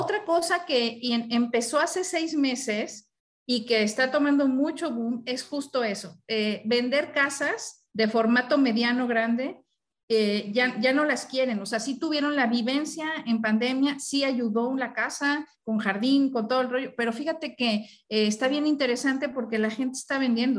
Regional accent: Mexico City, Mexico; now in Monterrey, Mexico; yo estoy aquí en Monterrey, que soy chilanga, pero estoy vivo aquí en Monterrey

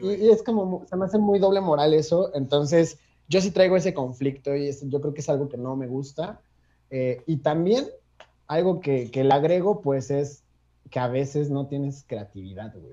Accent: Cuernavaca, Morelos, Mexico; moved away as an adult; now in Mexico City, Mexico; soy de Cuernavaca, Morelos, vivo en Ciudad de México desde hace siete años

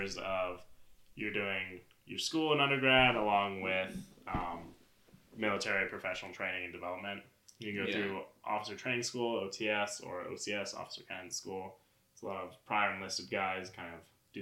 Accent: Albuquerque, New Mexico, United States; I was born and raised here in Albuquerque, New Mexico.

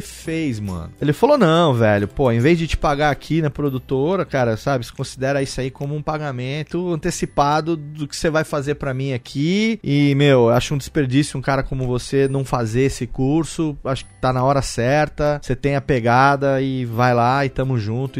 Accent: Serra Negra, São Paulo, Brazil; moved away as an adult; also born or lived in Rio de Janeiro / Japan / Sri Lanka; quando cresci aqui no interior, aqui em Serra Negra

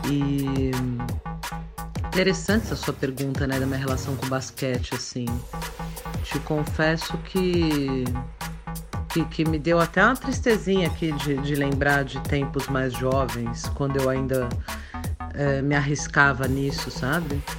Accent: São Paulo, Brazil; Eu sou de São Paulo, desse caos. Eu sou sexóloga

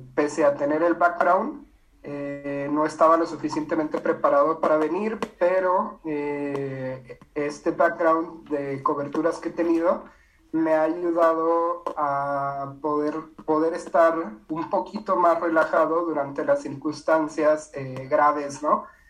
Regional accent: Ciudad Juárez, Chihuahua, Mexico; Yo soy de Ciudad Juárez

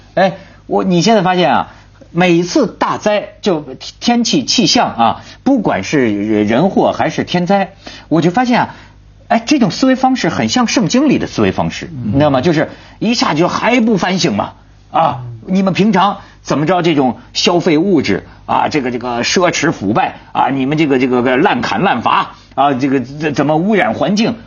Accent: northern mainland China, northern China, China; 我是大陆人，尤其是大陆的北方人

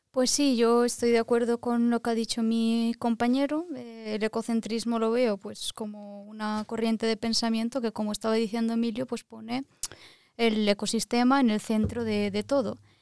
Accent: Valencia, Valencian Community, Spain; moved away as an adult; also born or lived in Lisbon, Portugal; now in Norway; soy de Valencia, España

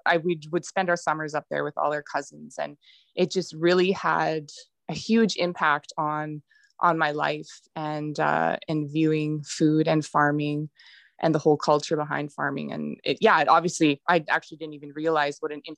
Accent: Peace River, Alberta, Canada; I'm originally from Peace River, born and raised

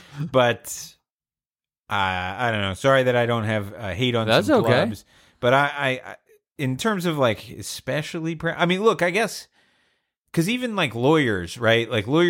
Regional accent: Georgia, United States; I'm from Georgia.

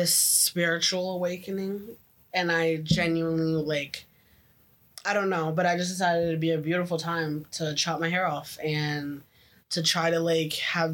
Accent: Memphis, Tennessee, United States; also born or lived in Oakville, Canada; now in Canada; I came from the hood, the ghetto. I was from Memphis.

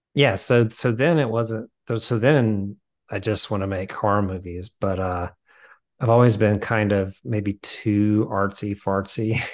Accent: the South, United States; now in Nashville, United States; I grew up in the South

